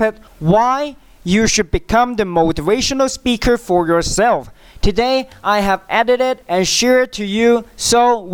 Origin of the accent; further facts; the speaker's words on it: China; English is a second language; in China, we learn English in a different way.